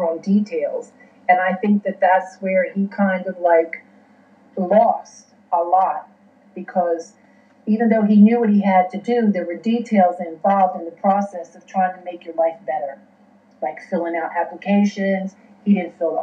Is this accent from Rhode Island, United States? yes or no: no; West Virginia, United States; moved away; even though I was born in Virginia, I grew up in West Virginia and was bounced back and forth between these two states.